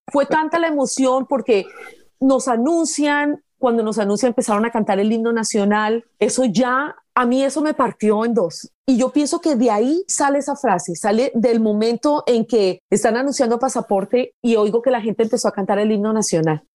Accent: Pereira, Risaralda, Colombia; moved away as an adult; also born or lived in Bogotá; now in United States; yo soy de Pereira

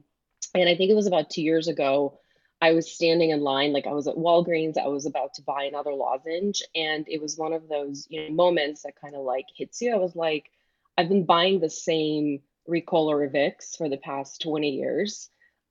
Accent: Michigan, United States; because I grew up in Michigan, people around here just think it's like a Midwestern accent.

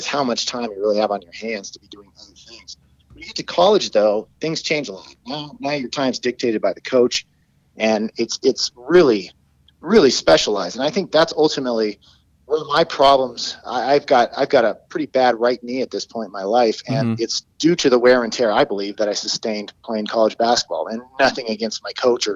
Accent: Colorado, United States; where I grew up in Colorado

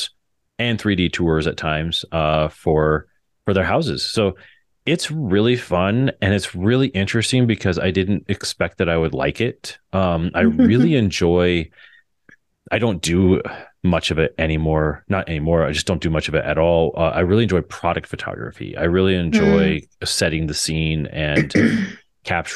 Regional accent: Fort Morgan, Colorado, United States; I do a lot of work in my hometown of Fort Morgan

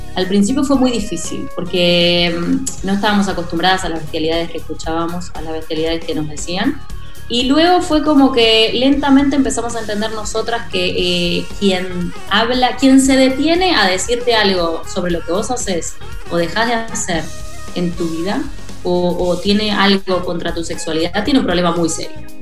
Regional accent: Rosario, Santa Fe, Argentina; nací en Rosario.

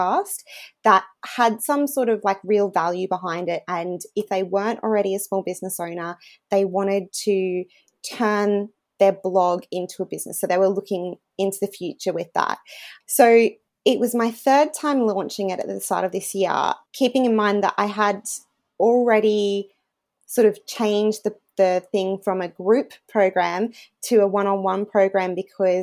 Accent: regional Queensland, Australia; moved away as an adult; also born or lived in United Kingdom; I actually worked as a reporter in my hometown where we're living again now in regional Queensland for 5 years.

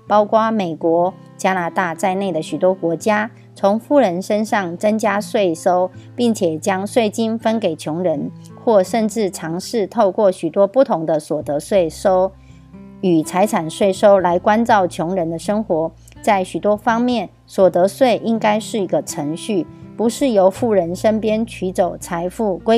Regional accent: Miaoli County, Taiwan

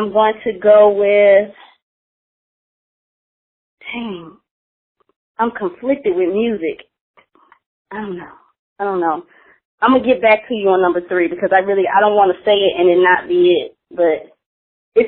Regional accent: Mississippi, United States; I'm from Mississippi now

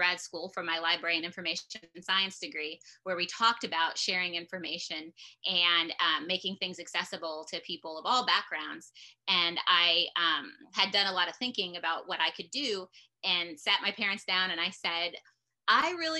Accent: Louisiana, Missouri, United States; my hometown where it all got started, which was in Louisiana, Missouri, in my parents' driveway

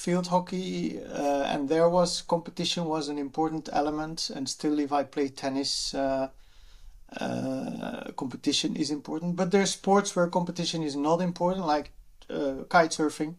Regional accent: Leuven, Flanders, Belgium; I am born and raised and still live close to Leuven

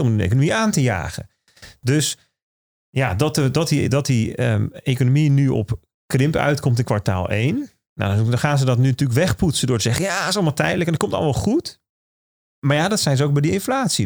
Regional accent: Netherlands; als Nederlander

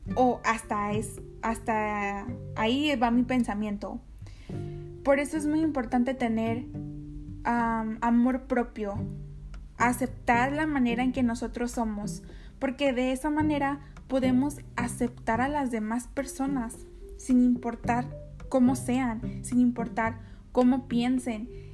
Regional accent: Mexico; also born or lived in Nogales, Sonora; yo soy mexicana

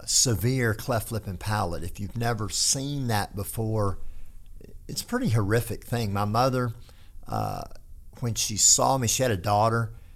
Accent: Texas, United States; accent: hick; I do talk like a hick, but that's environmental, not genetic. That's because I was raised in North Texas.

